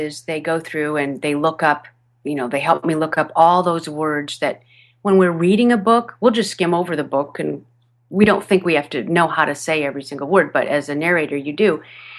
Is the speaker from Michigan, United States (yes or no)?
yes; Michigan, United States; accent: Michigan accent; One of my first radio commercials I did in Southern California. I'm originally from Michigan. And back then, back in 1989, 1990, I still had a fair amount of my Michigan accent.